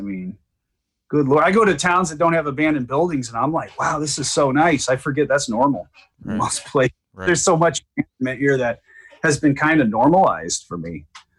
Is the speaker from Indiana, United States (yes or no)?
yes; Gary, Indiana, United States; also born or lived in Chicago; My disclaimer when I lived in Chicago was, hey, I'm from Indiana, so just watch it.